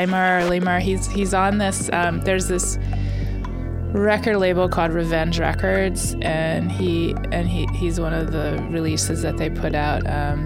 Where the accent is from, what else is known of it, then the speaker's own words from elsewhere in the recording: Baltimore, Maryland, United States; Baltimore, Maryland.